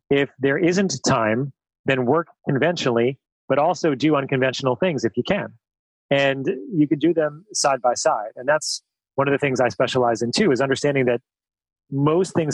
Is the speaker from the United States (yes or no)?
no; New Zealand; what I was saying is that as a New Zealander, you're you're known for your risk taking.